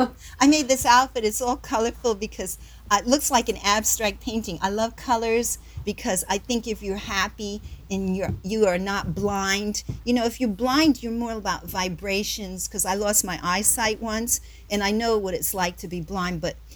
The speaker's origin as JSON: {"language": "English", "region": "Southern United States", "country": "United States", "tie": "born or raised there", "said": "But, you know, growing up in the South and everything, being, mixed like that, and there were not so many opportunities."}